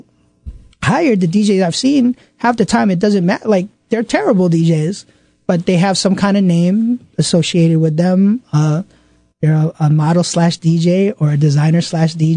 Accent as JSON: {"language": "English", "town": "New York City", "region": "New York", "country": "United States", "said": "I'm from Queens"}